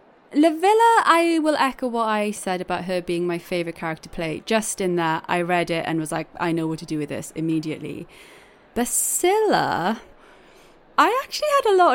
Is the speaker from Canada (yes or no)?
no; Wales, United Kingdom; accent: Welsh; Welsh accented people